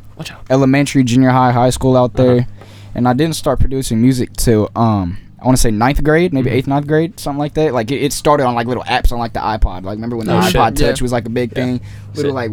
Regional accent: Hesperia, California, United States; originally from Hesperia, California, middle of nowhere, pregnancy and tumbleweeds.

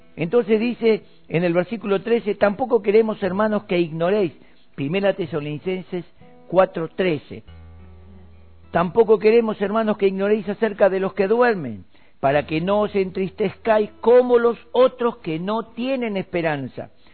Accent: Argentina; Nosotros acá en Argentina estamos viviendo tiempos maravillosos

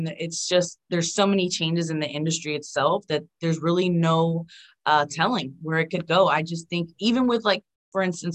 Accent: Florida, United States; I'm from Florida and here it's flatland.

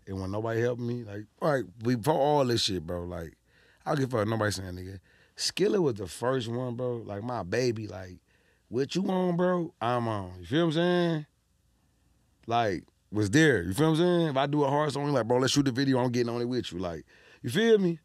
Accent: Detroit, Michigan, United States; we from Detroit

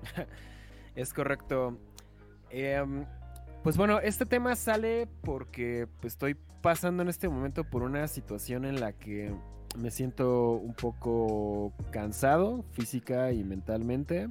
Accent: Mexico; en México

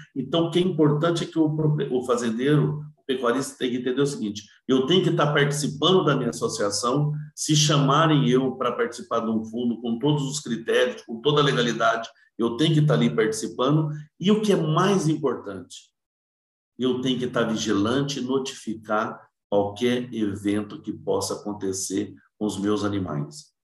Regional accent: Cardoso, São Paulo, Brazil; also born or lived in Votuporanga; sou natural de Cardoso, Cardoso. Cardoso fica ali perto de Votuporanga, Fernandópolis

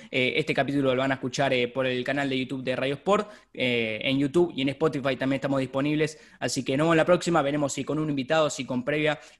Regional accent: Argentina

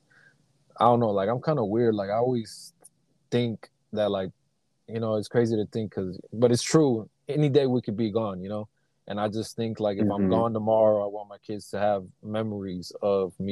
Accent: Sacramento, California, United States; I grew up in Sacramento, California, and in the Meadowview area

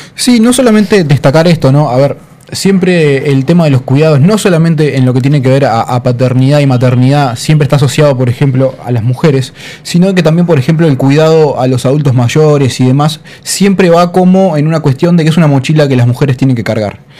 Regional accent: Montevideo, Uruguay; yo soy de Montevideo

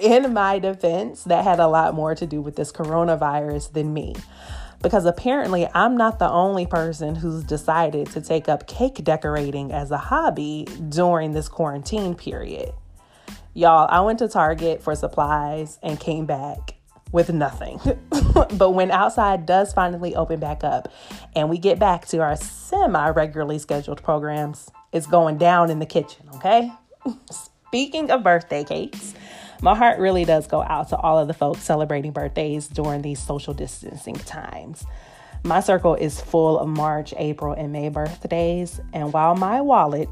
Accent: Atlanta, Georgia, United States; accent: Southern; now in Los Angeles, United States; LA is where I reside, Atlanta, GA will always be home and is the source of my Southern accent

